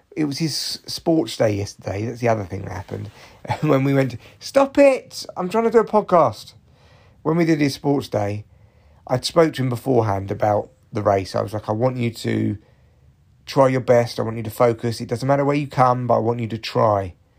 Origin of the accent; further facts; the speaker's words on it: Barnet, London, United Kingdom; growing up in Barnet when I was young